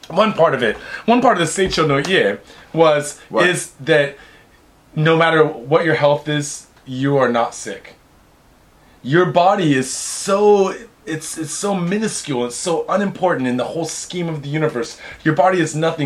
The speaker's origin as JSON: {"language": "English", "town": "Seattle", "region": "Washington", "country": "United States", "said": "I'm from Seattle"}